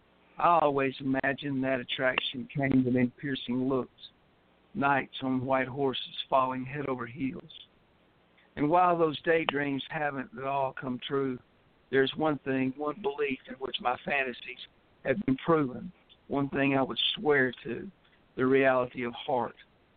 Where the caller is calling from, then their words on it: West Tennessee, United States; I'm calling in from West Tennessee.